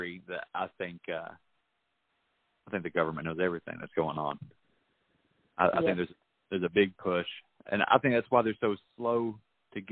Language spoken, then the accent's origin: English; West Virginia, United States; my home state, in West Virginia